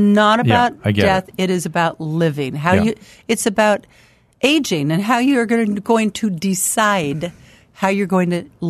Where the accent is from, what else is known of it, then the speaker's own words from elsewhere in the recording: Sacramento, California, United States; I'm from Sacramento, but I live